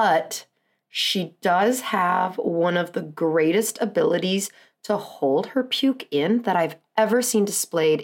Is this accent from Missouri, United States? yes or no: no; Southern California, United States; now in Wisconsin, United States; I was born in Southern California